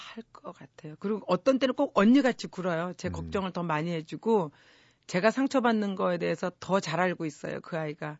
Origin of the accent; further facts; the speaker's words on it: South Korea; 저는 제가 대한민국에서 태어나고 대한민국에서 자랐지만